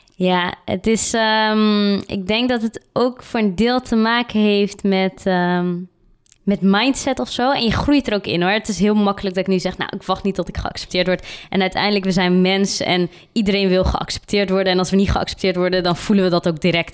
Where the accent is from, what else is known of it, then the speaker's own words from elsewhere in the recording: Randstad, Netherlands; now in Tilburg, Netherlands; Ik kom meer uit de Randstadkant, zeg maar. En eh, ik ben hierheen verhuisd.